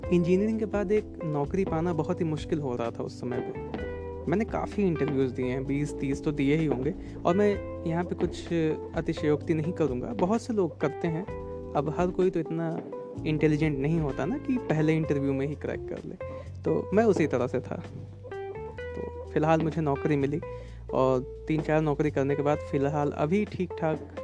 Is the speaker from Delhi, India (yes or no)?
no; Uttar Pradesh, India; मैं यूपी से बिलोंग करता हूँ उत्तर प्रदेश से